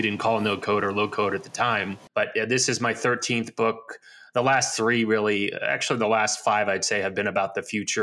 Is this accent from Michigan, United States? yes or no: no; New Jersey, United States; now in Arizona, United States; I grew up in the United States in New Jersey.